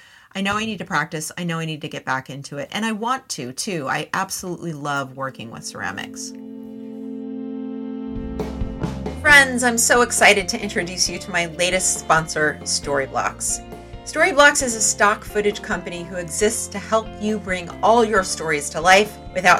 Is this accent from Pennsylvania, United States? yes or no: no; San Jose, California, United States; also born or lived in Los Gatos, California; I grew up in San Jose and then Los Gatos, California